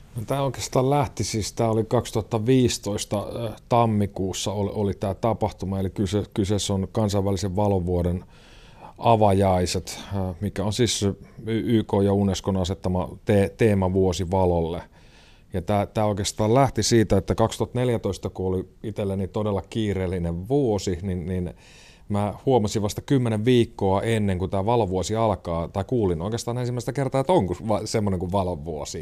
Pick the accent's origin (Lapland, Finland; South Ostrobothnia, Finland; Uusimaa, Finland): Uusimaa, Finland; Järvenpää; moved away as an adult; now in Joensuu, Finland; järven päästä mä oon kotoisin